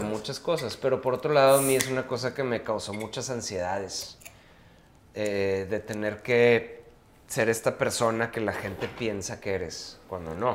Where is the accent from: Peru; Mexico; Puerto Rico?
Mexico